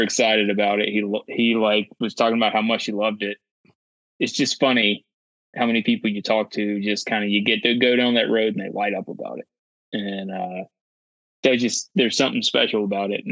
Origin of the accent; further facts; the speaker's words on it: North Carolina, United States; grew up in North Carolina.